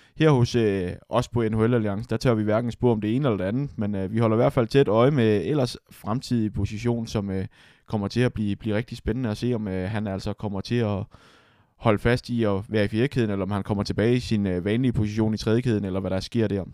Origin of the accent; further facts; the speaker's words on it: Denmark; som dansker